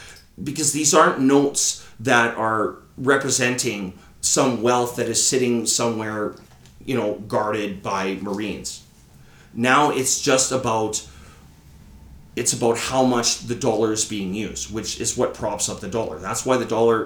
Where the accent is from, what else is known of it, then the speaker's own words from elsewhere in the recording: Canada; as a Canadian